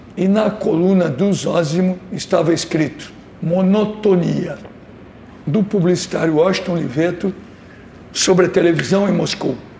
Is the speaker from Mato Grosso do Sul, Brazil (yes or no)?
no; São Paulo, Brazil; Eu que nasci em São Paulo